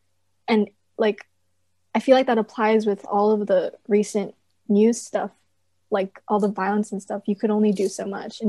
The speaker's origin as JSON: {"language": "English", "town": "West Covina", "region": "California", "country": "United States", "said": "I'm in 11th grade. I'm a junior. I'm from West Covina, California."}